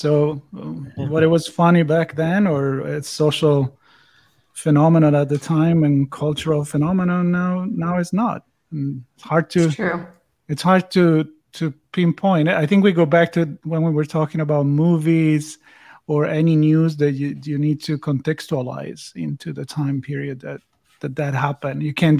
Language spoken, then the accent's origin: English; Italy; English is a second language; Now I grew up in Italy, so you're going to have to explain me that. I'm not familiar.